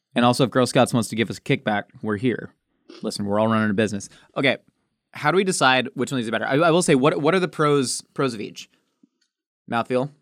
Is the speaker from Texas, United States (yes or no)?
no; Southern California, United States; also born or lived in Oceanside, California; Growing up in Southern California